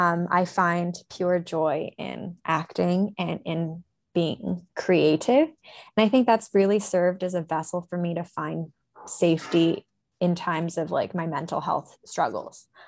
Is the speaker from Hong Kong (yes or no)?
yes; Hong Kong; moved away as an adult; growing up in Hong Kong